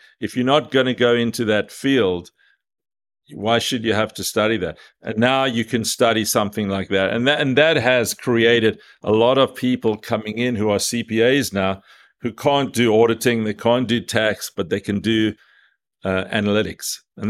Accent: South Africa; moved away as an adult; now in United States; Now, I came from South Africa 35 years ago to America.

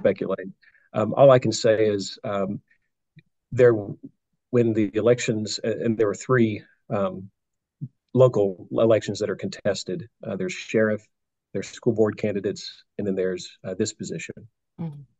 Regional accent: Nashville, Tennessee, United States; I was born in Nashville.

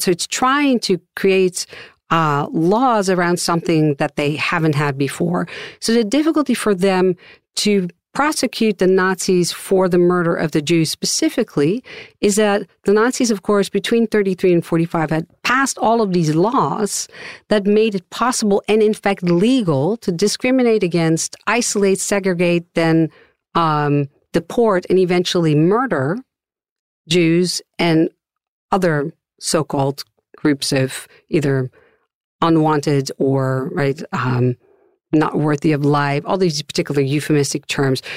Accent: Amsterdam, North Holland, Netherlands; moved away as an adult; now in United States; I'm originally from Amsterdam, the Netherlands

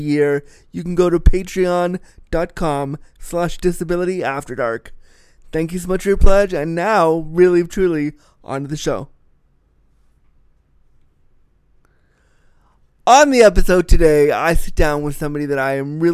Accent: United States; now in Canada; As an American living in Canada

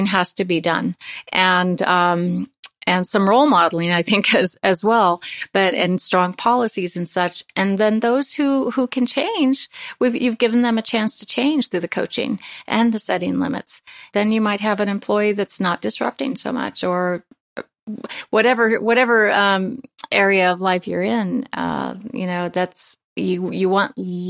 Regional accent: Nebraska, United States; my home state of Nebraska

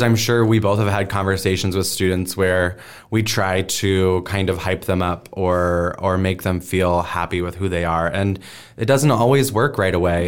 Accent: Omaha, Nebraska, United States; I was born and raised here in Omaha

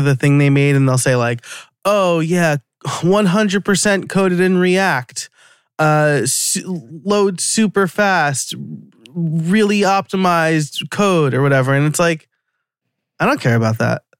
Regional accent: New York, United States; accent: New York; my New York accent's gonna come out now

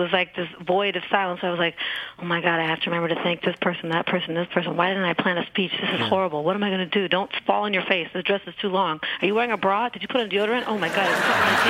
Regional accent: Portland, Oregon, United States; No, but there was a lot of music here. I mean, you know, it's a music town

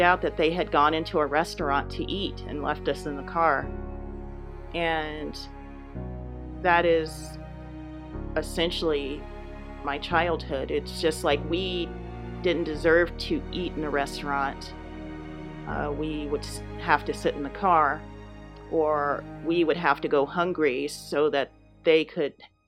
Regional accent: Los Angeles, California, United States; moved away as an adult; also born or lived in St. Louis, Missouri / Boston; Yes, I was born and raised in Los Angeles, and I stayed there until about 10 years ago.

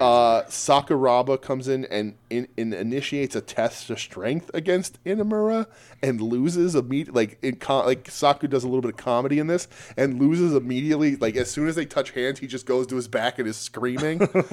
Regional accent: United States; we're American

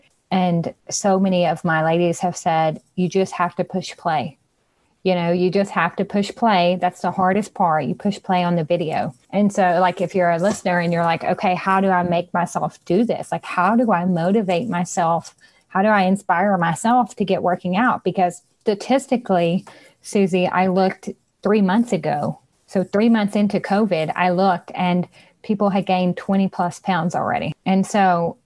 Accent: Louisiana, United States; I'm from Louisiana

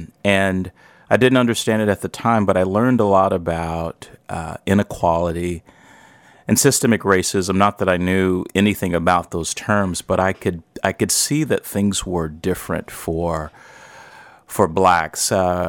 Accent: St. Louis, Missouri, United States; I am black. I was born in St. Louis. I still live in St. Louis, Missouri.

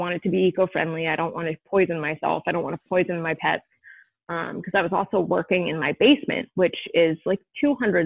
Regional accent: Vermont, United States; moved away as an adult; also born or lived in Maine / Carlisle, Pennsylvania; now in Philadelphia, United States; I was born in Philly, and I lived in Philly until I was 7. And then when my dad passed, my mom moved us up to Vermont, where my mom's sister and brother-in-law were. So then I lived in Vermont for 16 years

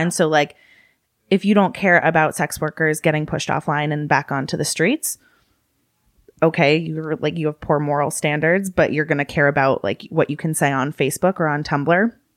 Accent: Massachusetts, United States; also born or lived in California; I was born in California, raised in Massachusetts.

